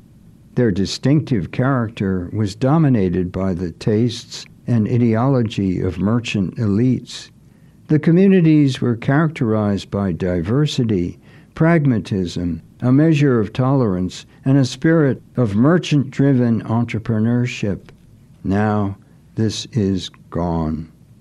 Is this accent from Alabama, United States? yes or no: no; Gloucester, Massachusetts, United States; Fish processing in my hometown, Gloucester.